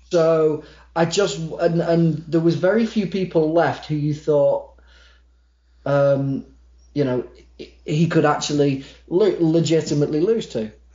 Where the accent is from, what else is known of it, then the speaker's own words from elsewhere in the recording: Manchester, North West England, United Kingdom; I am from Manchester, England. Um, I may come across as American on this because I'm really susceptible to accents. So just by talking to you, I might come across as American, but no, I am a Mancunian